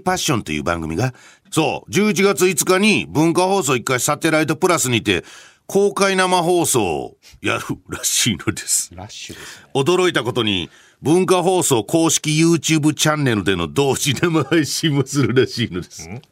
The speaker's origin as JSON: {"language": "Japanese", "region": "Hyogo", "country": "Japan", "tie": "born or raised there", "moved": "yes", "said": "僕の地元"}